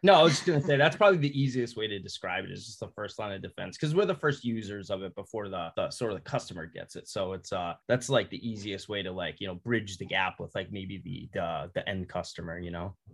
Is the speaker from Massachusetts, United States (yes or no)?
yes; west of Boston, Massachusetts, United States; accent: Boston; moved away as an adult; now in California, United States; born and raised in Massachusetts, and I spent, you know, the first 18 years, you know, a little bit um, west of Boston.